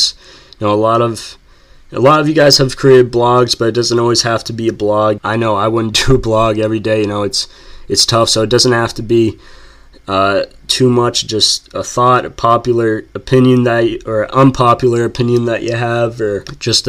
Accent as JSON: {"language": "English", "region": "New England", "country": "United States", "tie": "born or raised there", "said": "growing up in New England"}